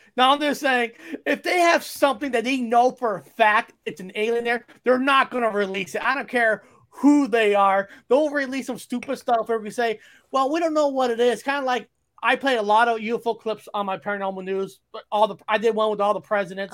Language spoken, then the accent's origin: English; Fresno, California, United States; growing up in Fresno, we have a little more, uh, military base